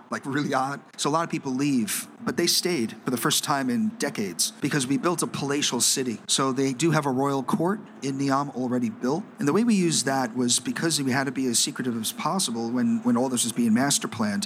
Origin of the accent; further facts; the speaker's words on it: New York City, New York, United States; moved away; also born or lived in Shanghai, China; I was born and bred in New York City